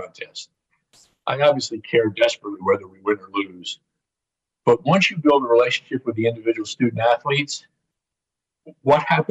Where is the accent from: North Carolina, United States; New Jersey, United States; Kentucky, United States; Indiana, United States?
Indiana, United States; Indianapolis; my hometown of Indianapolis